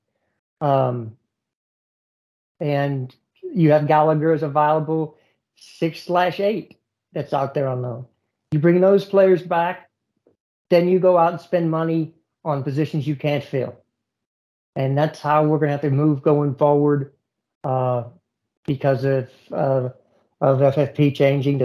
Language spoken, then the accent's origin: English; United States; I'm an American.